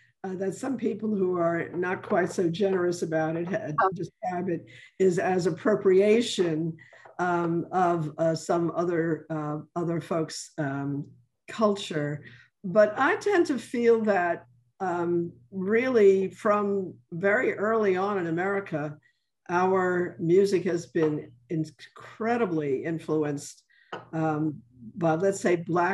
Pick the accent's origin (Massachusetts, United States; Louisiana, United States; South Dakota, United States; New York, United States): New York, United States; now in New Orleans, United States; I'm originally from New York